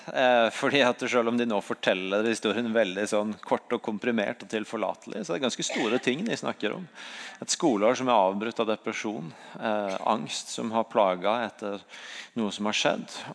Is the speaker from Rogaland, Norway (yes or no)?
yes; Sandnes, Rogaland, Norway; Jeg er fra Sandnes.